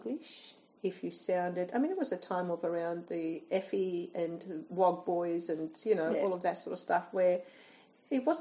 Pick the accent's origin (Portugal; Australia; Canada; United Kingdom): Australia; also born or lived in Greece; I was born here in Australia, but interestingly, my family were from Greece